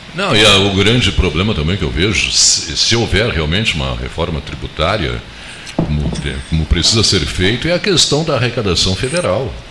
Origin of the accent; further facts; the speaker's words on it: Santo Amor, near Pelotas, Rio Grande do Sul, Brazil; Eu nasci no Santo Amor